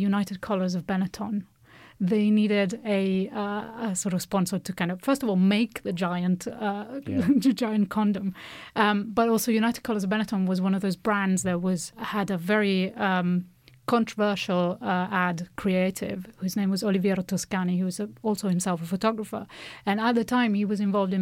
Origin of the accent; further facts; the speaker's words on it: Italy; a girl growing up in Catholic Italy